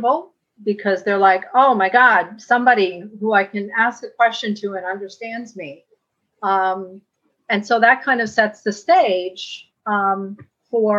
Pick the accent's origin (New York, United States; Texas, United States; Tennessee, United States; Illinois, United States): New York, United States; New York City; I grew up in a very, you know, Latino community, Washington Heights